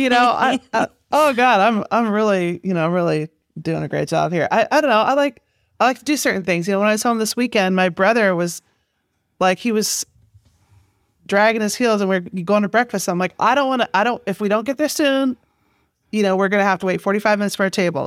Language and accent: English; Manhattan, Kansas, United States; moved away as an adult; now in New York, United States; I grew up in in Kansas